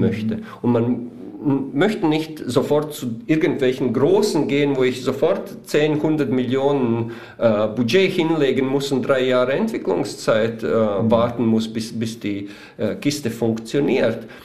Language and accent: German; Weiden in der Oberpfalz, Bavaria, Germany; vielleicht die, die uns hören, wissen nicht, wo wir her sind. Wir sind aus Weiden in der Oberpfalz